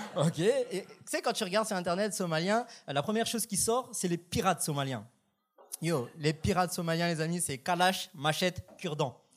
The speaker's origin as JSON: {"language": "French", "country": "France", "moved": "as an adult", "lives_now": "Canada", "said": "je suis français"}